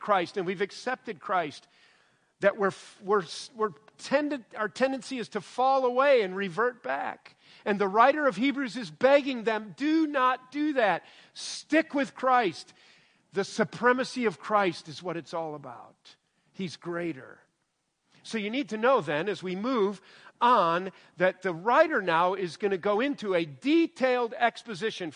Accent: Illinois, United States; also born or lived in Michigan; I grew up saying Melchizedek, and I'm from Illinois

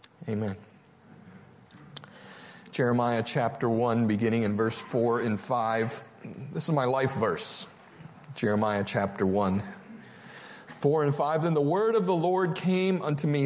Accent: Bangor, Michigan, United States; I grew up in Bangor, Michigan

